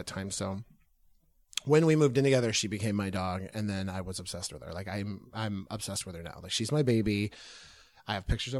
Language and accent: English; Missouri, United States; I grew up on a farm in Missouri